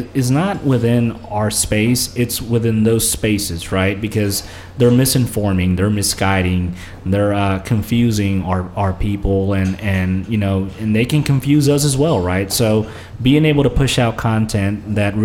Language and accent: English; Memphis, Tennessee, United States; first language Spanish; English is a second language; also born or lived in Santa Ana, California, United States; I grew up in Santa Ana for about 5 years, and then in 95, we moved to Memphis